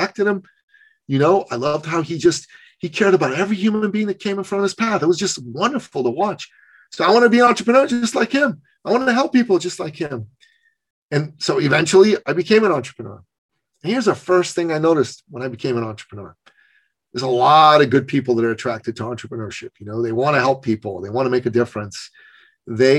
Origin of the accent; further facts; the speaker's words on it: Iran; moved away; Basic human rights, basic women's rights don't exist in my home country